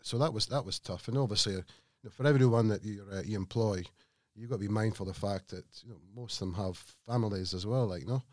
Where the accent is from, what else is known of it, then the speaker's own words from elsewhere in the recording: Scotland, United Kingdom; moved away; I'm a Scotsman